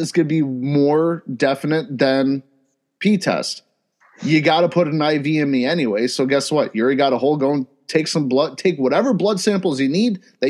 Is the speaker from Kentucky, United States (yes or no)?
no; Ohio, United States; I'm from Ohio